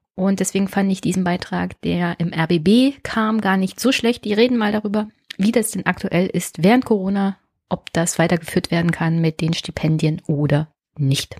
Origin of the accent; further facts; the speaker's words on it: Jüterbog, Brandenburg, Germany; nicht weit entfernt von meinem Heimatort Jüterbock